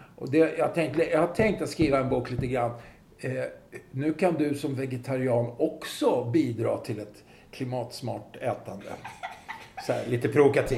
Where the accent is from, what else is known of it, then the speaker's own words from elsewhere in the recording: Stockholm, Stockholm County, Sweden; I Farsta där jag växte upp var det ju väldigt klassblandat